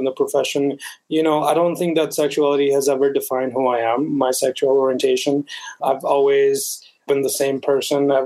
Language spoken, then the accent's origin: English; Bogota, Colombia; also born or lived in United States; now in Canada; I am originally from Bogota, Colombia. And I was born there and I moved to the States. And then now I'm in Canada.